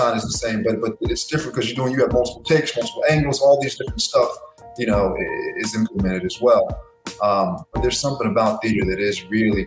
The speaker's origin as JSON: {"language": "English", "region": "New York", "country": "United States", "tie": "born or raised there", "said": "I was born in New York"}